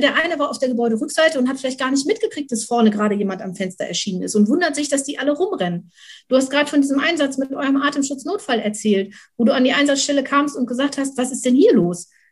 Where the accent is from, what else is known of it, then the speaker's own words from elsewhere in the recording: Schleswig-Holstein, Germany; dann bin ich noch bei der Landesfeuerwehrschule als Ausbilderin bei uns in Schleswig-Holstein